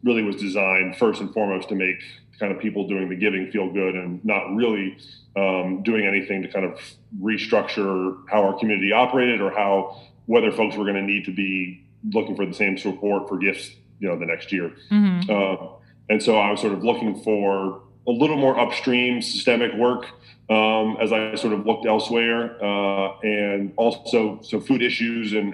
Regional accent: Lynchburg, Virginia, United States; also born or lived in South Carolina; I'm from Virginia, from Lynchburg

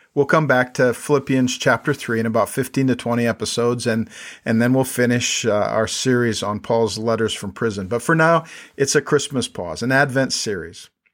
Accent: South Dakota, United States; moved away as an adult; also born or lived in Minnesota / New York City; now in State College, United States; I grew up in South Dakota

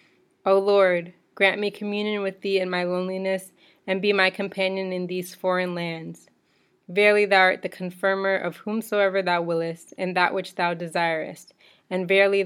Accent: Virginia, United States; also born or lived in Bahamas / Portland, Oregon / Camden, New Jersey; So I was born in the Bahamas. I grew up in the United States in Virginia, but I've also lived in Portland, Oregon, and Camden, New Jersey.

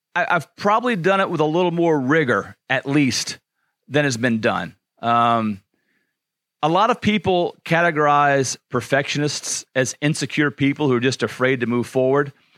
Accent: Louisiana, United States; I grew up in Louisiana

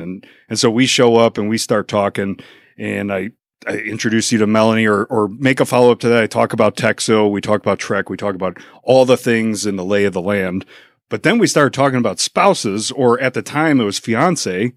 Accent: Chicago suburbs, Illinois, United States; now in Mansfield, United States; We kept moving away. So we were Burbank, Oaklawn, Orland Park

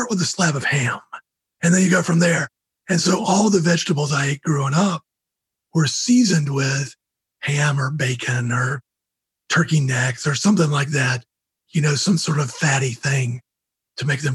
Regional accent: Georgia, United States; I grew up in Georgia

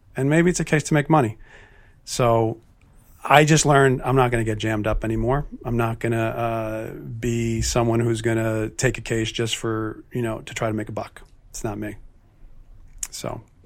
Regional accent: New Jersey, United States; moved away as an adult; I'm from North Jersey

